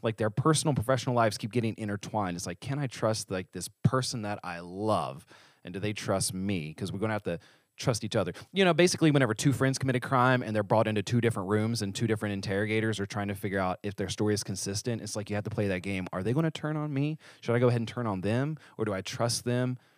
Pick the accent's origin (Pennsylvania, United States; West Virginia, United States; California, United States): West Virginia, United States; I'm from West Virginia, not New York.